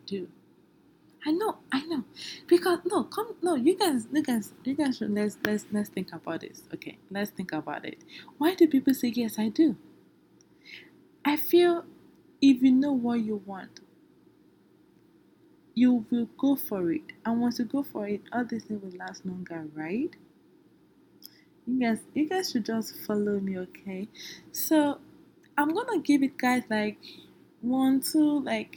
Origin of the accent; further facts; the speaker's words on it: Nigeria; I'm from Nigeria